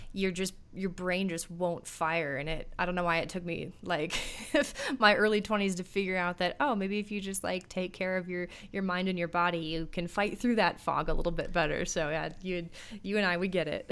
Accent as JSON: {"language": "English", "town": "Minneapolis", "region": "Minnesota", "country": "United States", "tie": "born or raised there", "said": "I grew up in the Twin Cities, Minneapolis, Minnesota area"}